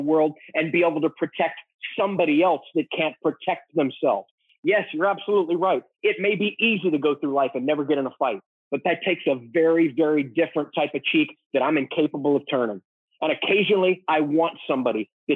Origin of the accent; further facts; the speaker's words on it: Texas, United States; I grew up in Texas